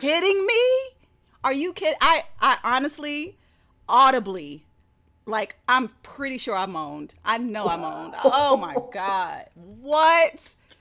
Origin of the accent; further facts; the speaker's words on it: the South, United States; I'm from the South